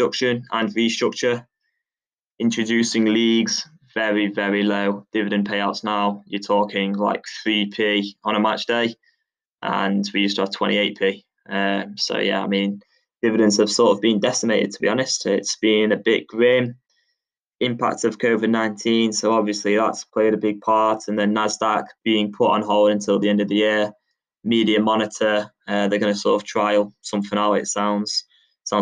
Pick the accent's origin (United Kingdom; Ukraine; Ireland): United Kingdom; England; growing up in England